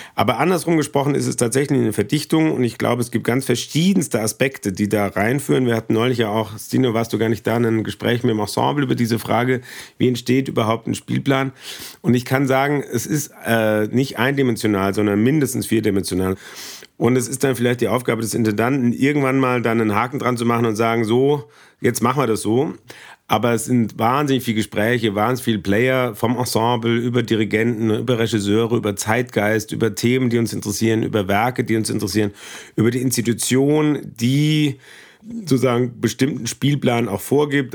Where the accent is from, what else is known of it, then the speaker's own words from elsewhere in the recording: Aschaffenburg, Bavaria, Germany; moved away as an adult; also born or lived in Harz / Berlin; now in Stuttgart, Germany; Ich komme ganz trocken aus dem Harz. Das ist kurz vor äh, Schweden aus hiesiger Sicht, aber bin dann nur zwei Jahre geblieben, bin dann in Aschaffenburg ausgewachsen